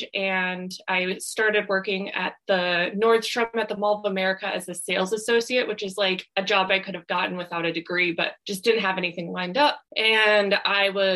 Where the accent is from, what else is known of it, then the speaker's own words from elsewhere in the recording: Minnesota, United States; moved away as an adult; also born or lived in Wisconsin; now in California, United States; I grew up in Minnesota, and then I went to college in Wisconsin.